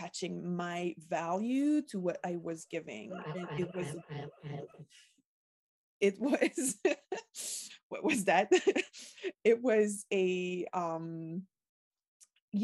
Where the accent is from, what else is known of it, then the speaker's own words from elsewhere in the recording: Quebec, Canada; first language French; English is a second language; I was born in Quebec, in a middle-class family